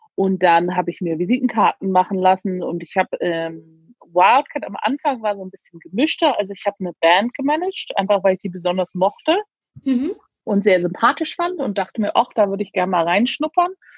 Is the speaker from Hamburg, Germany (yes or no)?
yes; Hamburg, Germany; also born or lived in Berlin / London; now in Devon, United Kingdom; Ich bin in Hamburg geboren